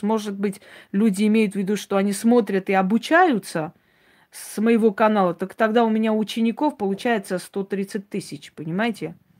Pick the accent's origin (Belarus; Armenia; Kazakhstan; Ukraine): Armenia; я армянка